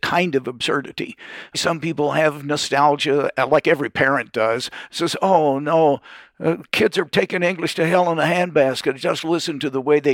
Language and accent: English; Louisville, Kentucky, United States; I'm from Louisville, Kentucky, and I sound like I'm from Louisville, Kentucky